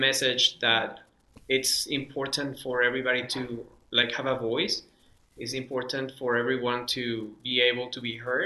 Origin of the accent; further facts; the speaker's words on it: Caracas, Capital District, Venezuela; first language Spanish; English is a second language; moved away; I grew up in Venezuela, in Caracas, Venezuela